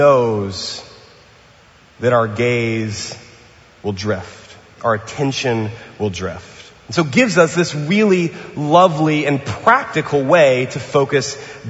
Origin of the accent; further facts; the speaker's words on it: New Orleans, Louisiana, United States; now in Pasadena, United States; I'm from New Orleans and from the South